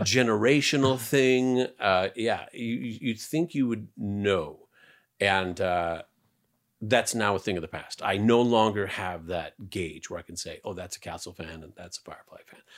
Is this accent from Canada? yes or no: yes; Canada; moved away; I'm Canadian.